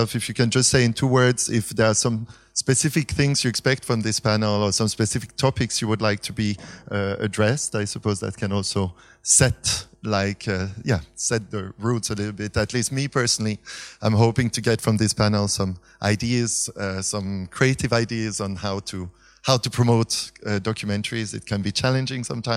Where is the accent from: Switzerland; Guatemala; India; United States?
Switzerland; now in Berlin, Germany; I'm from originally from Switzerland, living in Berlin nowadays